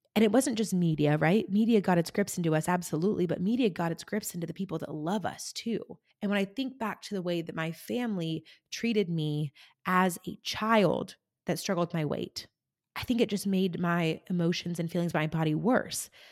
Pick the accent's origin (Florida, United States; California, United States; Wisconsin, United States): California, United States; rural; moved away as an adult; also born or lived in Germany / Kentucky; I grew up in rural California, um, an hour from the nearest town.